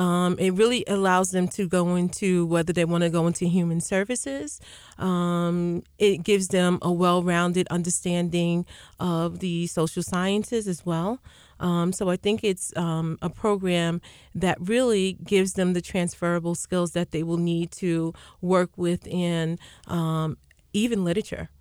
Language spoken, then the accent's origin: English; Uniondale, New York, United States; I grew up right here in Unondale, graduate of Unondale High School